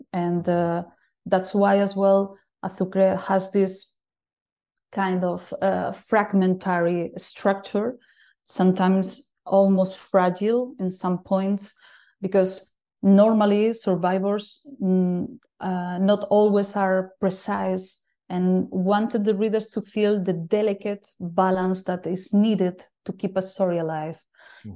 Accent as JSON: {"language": "English", "town": "A Coruña", "region": "Galicia", "country": "Spain", "tie": "born or raised there", "also_born_or_lived": "Berlin", "moved": "as an adult", "said": "I'm living in my hometown again"}